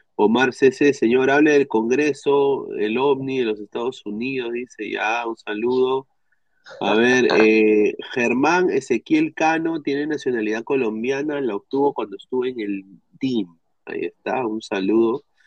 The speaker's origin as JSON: {"language": "Spanish", "country": "Peru", "said": "como peruanos"}